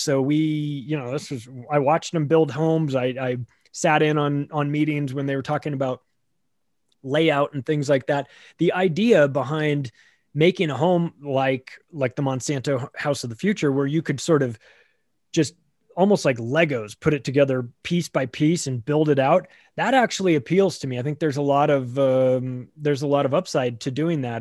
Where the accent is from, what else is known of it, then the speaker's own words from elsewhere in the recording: Southern California, United States; I grew up in Southern California